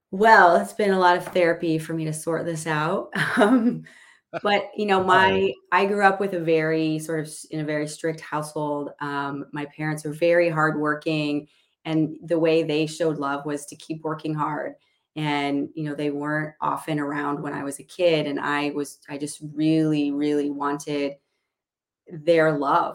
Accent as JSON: {"language": "English", "region": "Illinois", "country": "United States", "tie": "born or raised there", "moved": "yes", "lives_now": "Seattle, United States", "said": "I grew up in Illinois"}